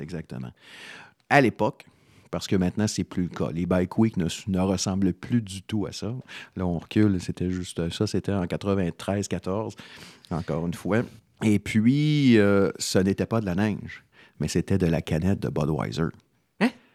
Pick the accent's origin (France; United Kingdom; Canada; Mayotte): Canada; En tant que Canadien